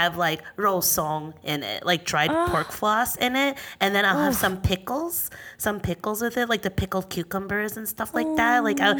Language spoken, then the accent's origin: English; United States; growing up in America